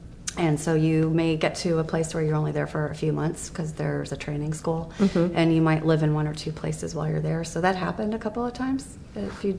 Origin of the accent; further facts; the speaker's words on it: Columbus, Ohio, United States; Here, Columbus.